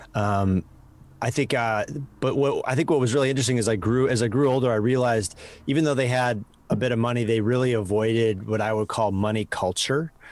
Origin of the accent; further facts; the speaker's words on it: Madison, Wisconsin, United States; accent: Midwest; moved away as an adult; also born or lived in Chicago, Illinois / Los Angeles; now in San Francisco, United States; I was born in Chicago and then, uh, moved to Wisconsin as a kid